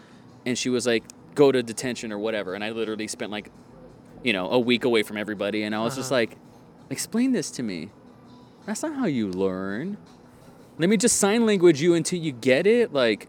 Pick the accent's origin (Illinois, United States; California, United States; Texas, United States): Texas, United States; Donna; I was like, I'm from Donna.